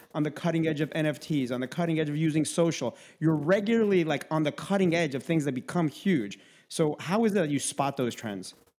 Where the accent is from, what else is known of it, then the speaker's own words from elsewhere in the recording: Minsk, Belarus; moved away; we're from the same town, which is Minsk, Belarus.